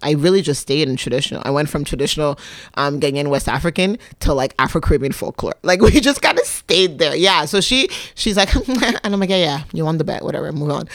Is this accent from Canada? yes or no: yes; Quebec, Canada; also born or lived in Libya; now in Toronto, Canada; I was raised in Quebec